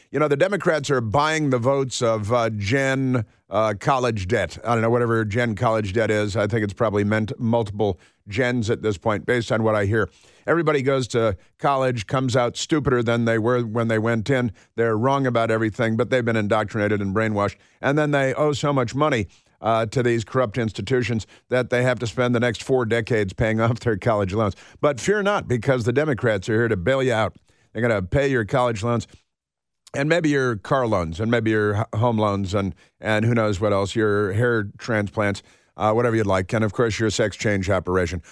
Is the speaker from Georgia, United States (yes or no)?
no; Chicago, Illinois, United States; also born or lived in Santa Barbara, California; I'm from Chicago, and I'm in Chicago